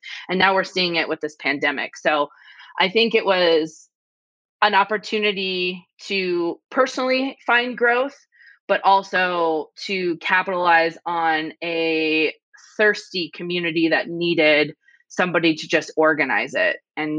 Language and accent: English; Las Vegas, Nevada, United States; I wanted to be more invested in my hometown. I wanted to feel a connection with a place that had given me so much as a kid. So, like I said, we were a military family, lived all over the place, but I spent every summer living at my grandparents' house in Las Vegas.